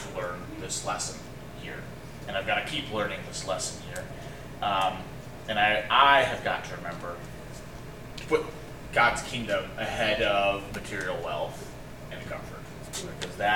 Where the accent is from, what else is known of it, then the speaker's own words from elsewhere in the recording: United States; as American Christians